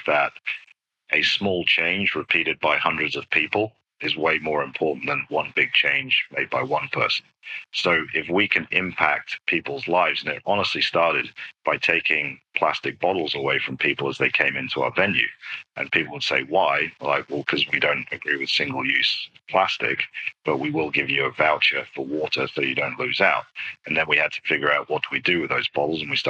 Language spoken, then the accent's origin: English; United Kingdom; moved away; being British